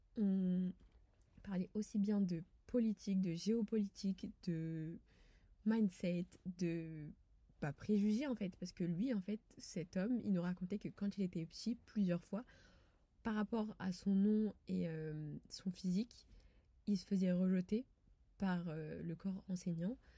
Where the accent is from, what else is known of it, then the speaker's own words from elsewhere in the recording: France; je suis française quand je suis à l'étranger. Pour moi cela va de soi, j'y suis née, j'y ai grandi et j'y vis